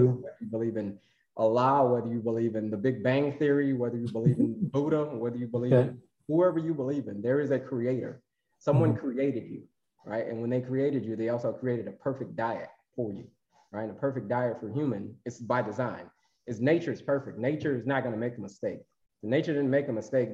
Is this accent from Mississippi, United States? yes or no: no; Florida, United States; I grew up in Florida, so I had to know how to swim